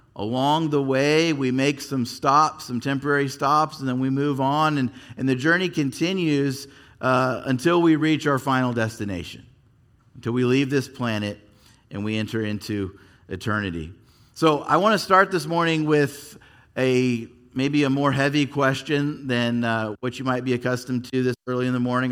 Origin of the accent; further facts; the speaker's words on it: Yorba Linda, California, United States; also born or lived in Fullerton / Anaheim; I actually grew up here in Southern California. I was born in Fullerton, And then, uh, we lived in Anaheim till I was eight. When I was eight, we made the, the big drive up the hill to Yorba Linda.